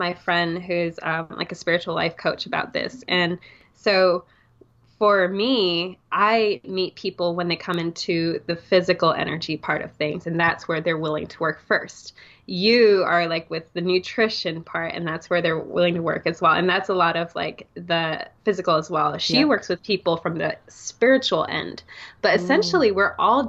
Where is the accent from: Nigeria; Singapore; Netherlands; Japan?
Singapore; I'm from Singapore, right? It's very fast paced city life.